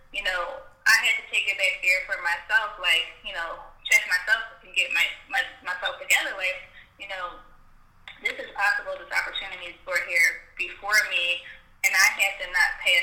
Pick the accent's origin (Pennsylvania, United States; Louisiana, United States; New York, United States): Pennsylvania, United States; Philadelphia; I am from Philadelphia, Pennsylvania. I've been born and raised here. I haven't ever lived anywhere else.